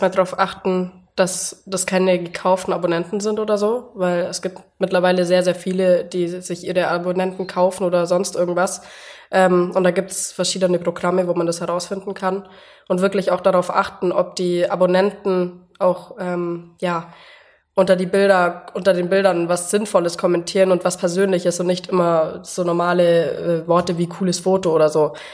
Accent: Bavaria, Germany; Ich komme aus dem Allgäu und bin 24 Jahre alt

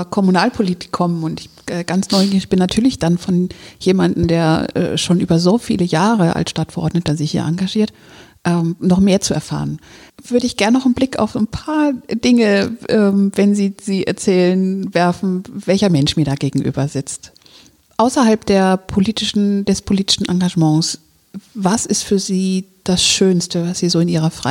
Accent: Schleswig-Holstein, Germany; also born or lived in Hamburg; ja, ich bin in Hamburg geboren und im südlichen Schleswig-Holstein aufgewachsen, also unmittelbar vor den Hamburger, Hamburger Grenzen.

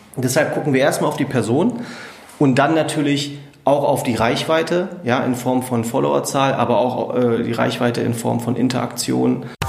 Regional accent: Braunschweig, Lower Saxony, Germany; Ich bin gebürtiger Braunschweiger

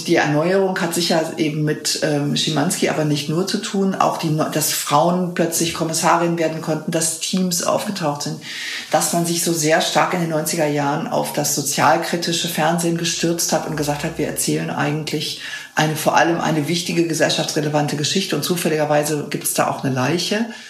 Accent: West Germany, Germany; als Wessi

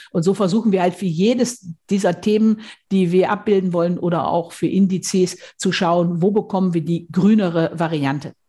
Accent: Münsterland, North Rhine-Westphalia, Germany; Ich komme aus dem Münsterland, aus Westfalen.

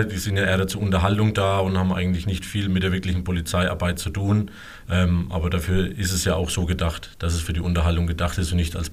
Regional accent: Sobrixhausen, Germany; born there; now in Albertshausen, Germany; weil ich ja gebürtig aus Sobrixhausen komme und ich zur damaligen Zeit noch hier in der Gegend gewohnt habe. Äh, mittlerweile wohne ich ja schon seit sieben Jahren in Albertshausen

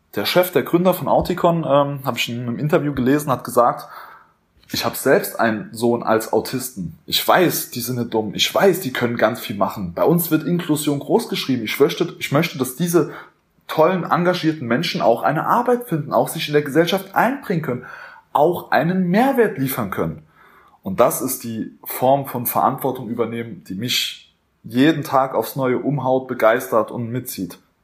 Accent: Germany; als Deutscher, als Europäer

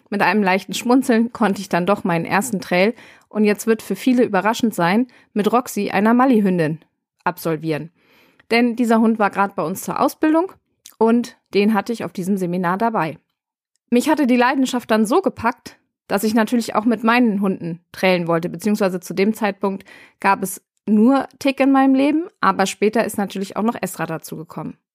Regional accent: Bremen, Germany; born there; now in Rhein-Main, Germany; gebürtig bin ich aus Bremen und mittlerweile im Rhein-Main-Gebiet gelandet.

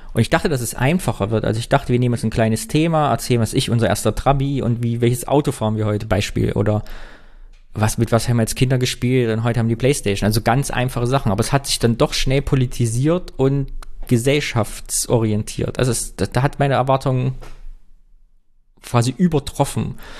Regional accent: Kyffhäuser, Thuringia, Germany; moved away; mit meiner Heimat zu verknüpfen. Ich habe geguckt, was im Küffhäuser, was geht da so ab und in Thüringen

